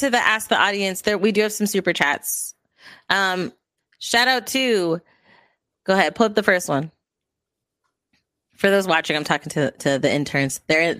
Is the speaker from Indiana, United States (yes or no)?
no; New York, United States; As a New Yorker, I'm tired of them killing us off every movie.